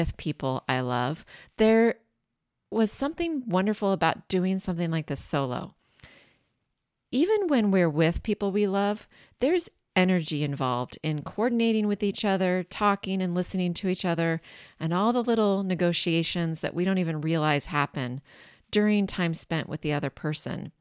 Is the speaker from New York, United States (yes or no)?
no; Washington, United States; now in Bay Area, United States; I grew up in Washington State about maybe 90 minutes from a mountain